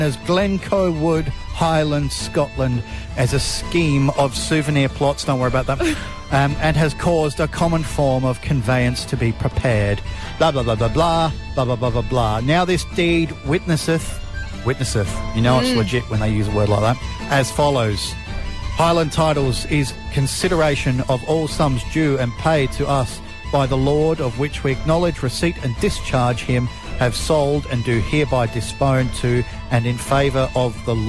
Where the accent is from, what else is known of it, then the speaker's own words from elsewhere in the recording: Australia; I'm Australian